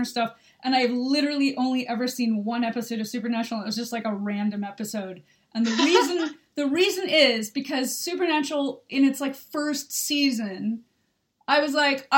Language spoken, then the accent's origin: English; United States; now in United Kingdom; I'm an American. I live in the UK.